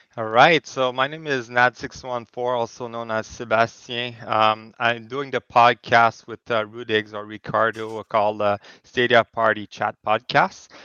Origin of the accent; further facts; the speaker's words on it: Canada; now in Kingston, Canada; I'm also a Canadian, so I'm in Kingston, yeah. Ontario